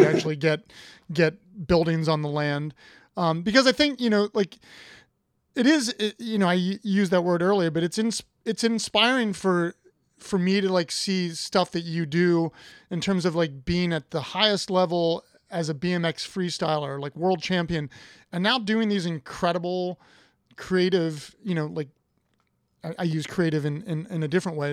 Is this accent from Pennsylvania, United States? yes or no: no; Columbus, Ohio, United States; I'm from Ohio. I'm from Columbus.